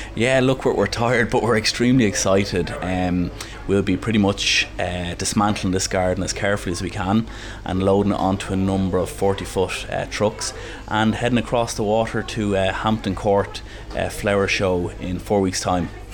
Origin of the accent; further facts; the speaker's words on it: Dublin, Leinster, Ireland; I'm from Castleknock in Dublin, but my parents um, are from Cavan